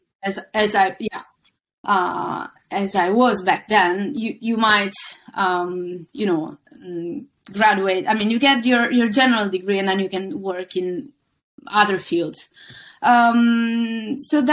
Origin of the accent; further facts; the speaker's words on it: Milan, Lombardy, Italy; moved away as an adult; now in London, United Kingdom; I was born and raised in Milan